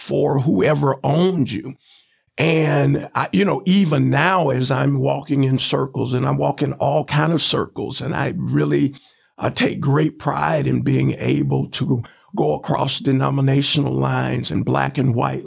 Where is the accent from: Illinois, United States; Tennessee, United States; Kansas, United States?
Tennessee, United States; Chattanooga; also born or lived in Fort Wayne, Indiana; growing up in the Chattanooga public school system